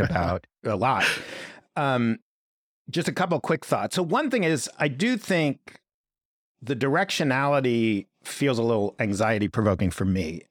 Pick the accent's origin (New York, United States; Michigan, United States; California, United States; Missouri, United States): New York, United States; New York City; I grew up in Greenwich Village